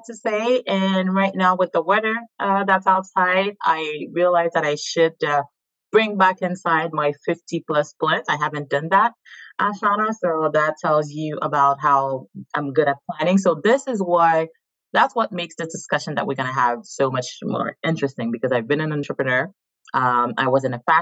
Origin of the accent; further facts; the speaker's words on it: Haiti; moved away as an adult; now in Montreal, Canada; born and raised in Haiti. I've been in Canada for the last 18 years. Based currently in Montreal